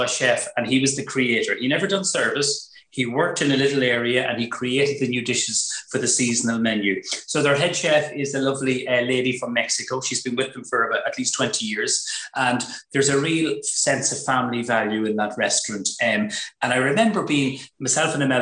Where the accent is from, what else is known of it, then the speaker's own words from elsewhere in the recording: Ireland; We're from Cab